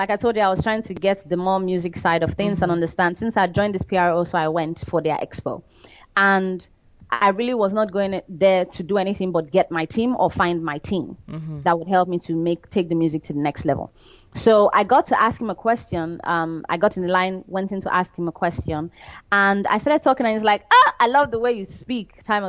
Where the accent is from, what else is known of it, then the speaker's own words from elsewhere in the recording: Nigeria; we are not as bad as that, because we still have a variety of cultures and we still want to sound original in Nigeria.